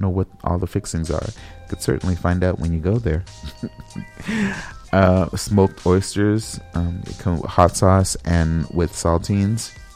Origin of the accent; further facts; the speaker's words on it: West Coast, United States; now in Midwest, United States; I'm from the West Coast, so I'm not familiar with that term